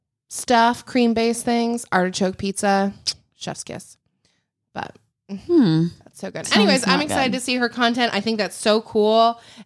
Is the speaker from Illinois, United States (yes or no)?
yes; Illinois, United States; I love Chicago. Don't get me wrong. I grew up outside of Chicago.